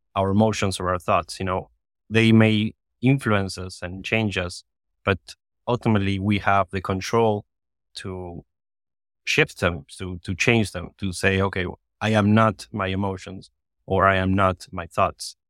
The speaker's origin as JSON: {"language": "English", "country": "Argentina", "tie": "born or raised there", "moved": "yes", "lives_now": "Miami, United States", "said": "I was born in Argentina and I was living here in Miami"}